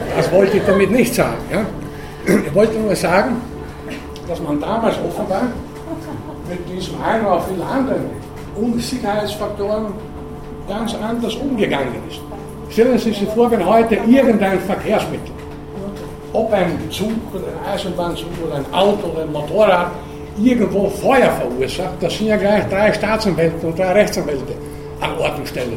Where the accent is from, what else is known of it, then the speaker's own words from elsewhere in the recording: Burgenland, Austria; in meiner Kindheit, da wo ich herkomme, im Burgenland